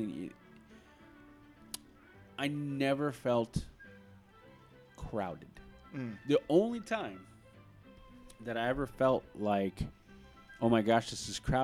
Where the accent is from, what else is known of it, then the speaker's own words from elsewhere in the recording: Southern California, United States; growing up in Southern California